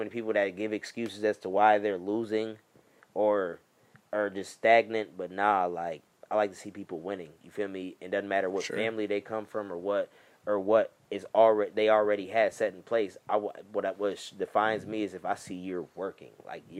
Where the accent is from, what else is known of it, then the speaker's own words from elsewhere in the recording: Buffalo, New York, United States; also born or lived in Atlanta, Georgia; So, I go by the name of … you know what I'm saying? I was born in Atlanta. I was raised in Buffalo, New York, you know what I'm saying? Shit, I moved here when I was 9.